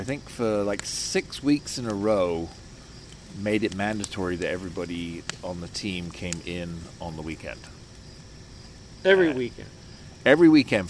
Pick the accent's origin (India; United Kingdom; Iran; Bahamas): United Kingdom; accent: British; also born or lived in Iowa, United States; I still have my British accent, so people liked that.